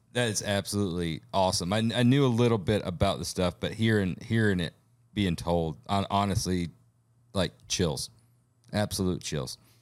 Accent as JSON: {"language": "English", "region": "Alabama", "country": "United States", "said": "I'm from Alabama. My family, wife, my grand uh, grandparents, all from Alabama for for generations"}